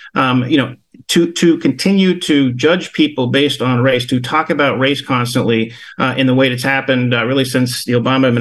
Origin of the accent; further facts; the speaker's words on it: Western Pennsylvania, United States; I'm from Western Pennsylvania